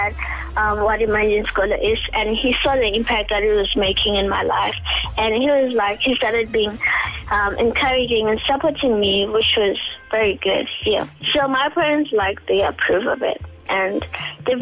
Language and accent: English; Bosfontein, Mpumalanga, South Africa; I was born and raised in Bosfontein, which is a village in Mpumalanga, South Africa